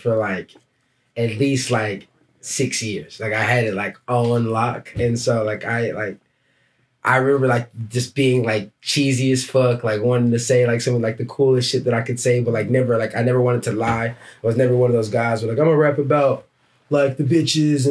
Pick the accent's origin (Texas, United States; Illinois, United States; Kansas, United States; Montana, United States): Texas, United States; Dallas; moved away as an adult; now in Portland, United States; I'm from Dallas, Texas.